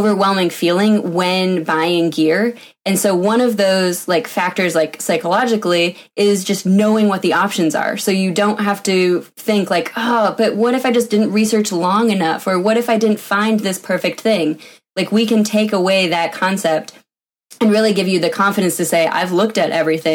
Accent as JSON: {"language": "English", "region": "Vermont", "country": "United States", "tie": "born or raised there", "also_born_or_lived": "Washington", "moved": "as an adult", "said": "I grew up in Vermont, went to a big engineering school on the East Coast"}